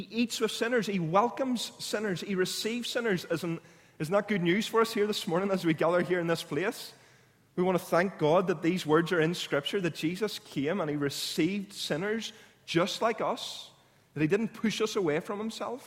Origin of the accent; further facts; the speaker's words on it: Clounagh Junior High, Northern Ireland, United Kingdom; I grew up in Clowna Junior High